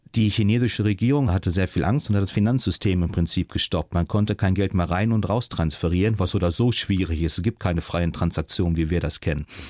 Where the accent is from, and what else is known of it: Germany; moved away as an adult; also born or lived in China